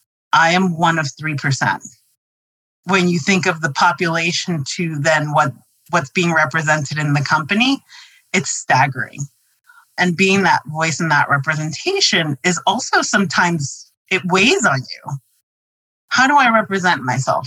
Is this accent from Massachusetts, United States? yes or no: no; New York City, New York, United States; going to New York City public schools